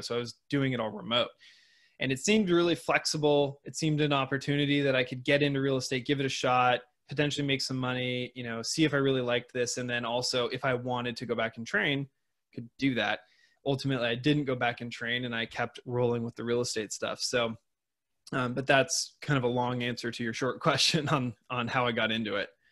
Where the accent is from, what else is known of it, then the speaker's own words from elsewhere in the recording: Seattle, Washington, United States; moved away; in Seattle, Washington, where I grew up.